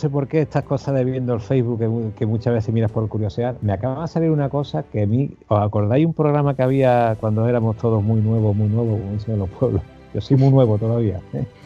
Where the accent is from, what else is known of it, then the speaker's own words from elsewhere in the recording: Huelva, Andalusia, Spain; yo soy más de Huelva que un choco. ¿Qué dice usted? soy nacido en Huelva, criado en Huelva, casado, padre de familia en Huelva y, de aquí no me voy